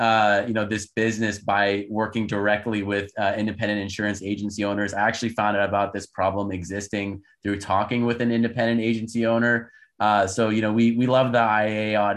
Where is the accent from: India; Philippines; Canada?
Canada; moved away as an adult; also born or lived in United States; I'm actually Canadian, was born and raised in Canada. My parents are Turkish